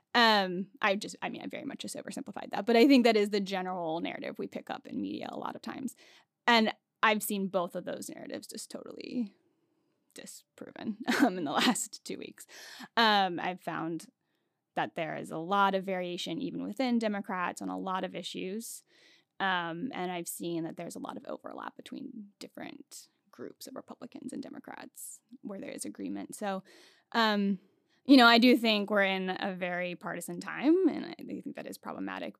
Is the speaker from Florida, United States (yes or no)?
no; Hagerstown, Maryland, United States; moved away as an adult; also born or lived in Pittsburgh, Pennsylvania / San Diego, California; now in Washington, D.C., United States; I actually grew up not too far from here in Hagerstown, Maryland